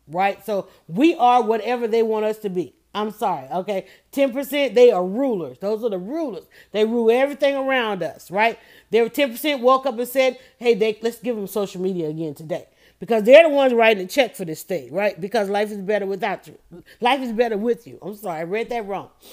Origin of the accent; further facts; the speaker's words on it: Atlanta, Georgia, United States; I grew up in Fulton County